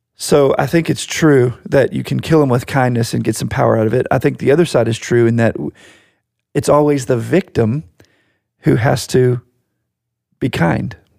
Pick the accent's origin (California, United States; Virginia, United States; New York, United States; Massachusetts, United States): Virginia, United States; Virginia Beach; We grew up in Virginia Beach, Virginia.